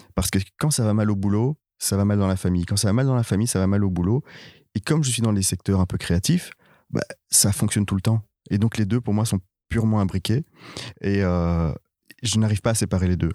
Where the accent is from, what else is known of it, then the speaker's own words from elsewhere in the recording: Brussels, Brussels-Capital Region, Belgium; moved away as an adult; je suis né à Bruxelles, j'ai toujours vécu à Bruxelles jusqu'il y a trois ans